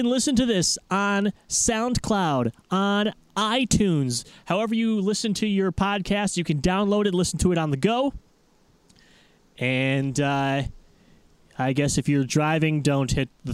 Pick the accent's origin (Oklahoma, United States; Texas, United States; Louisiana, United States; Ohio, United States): Ohio, United States; Cleveland; moved away; also born or lived in Los Angeles / New York; my hometown, Cleveland, Ohio